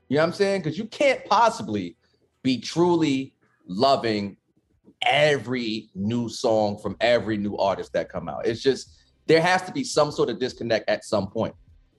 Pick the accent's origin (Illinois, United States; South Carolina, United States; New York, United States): New York, United States; New York City; Well, look, as a New Yorker, right?